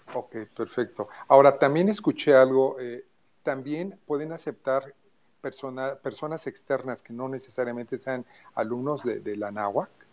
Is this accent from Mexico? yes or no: yes; Mexico; vamos a apoyarnos como mexicanos